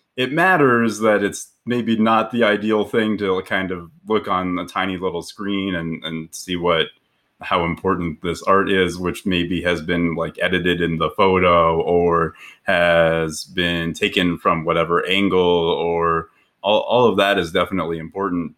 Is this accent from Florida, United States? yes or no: no; Aurora, Colorado, United States; I grew up in Aurora, Colorado, which is just south of Denver